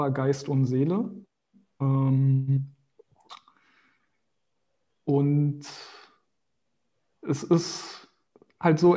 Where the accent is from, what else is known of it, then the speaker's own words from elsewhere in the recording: Berlin, Germany; also born or lived in Brazil; Aber den Großteil meiner, meiner Zeit habe ich immer in Berlin verbracht. Das ist meine Heimat.